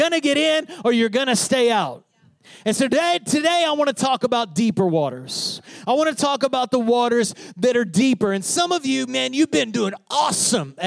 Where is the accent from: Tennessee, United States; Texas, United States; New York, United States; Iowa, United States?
Texas, United States; Odessa; I grew up in Odessa, Texas.